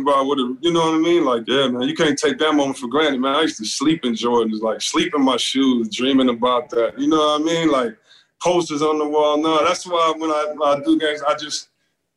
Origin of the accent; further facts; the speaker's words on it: Detroit, Michigan, United States; I grew up in Detroit, go to the school in the suburbs, want to rep Detroit